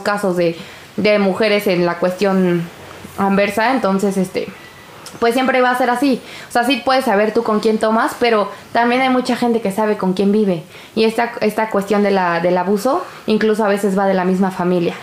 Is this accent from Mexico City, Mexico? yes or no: yes; Mexico City, Mexico; yo soy una persona de Iztapalapa.